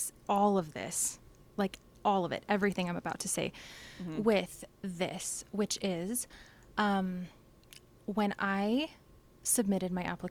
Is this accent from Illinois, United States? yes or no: no; Richfield, Utah, United States; also born or lived in Aurora, Utah / Colorado Springs / Germany; was born and raised in Richfield. I lived in Aurora, Utah, which is even smaller than Richfield for people who don't know. So till I was probably like, I don't know, maybe in the 3rd grade. And then my family moved to Richfield. Lived here forever, graduated from high school here.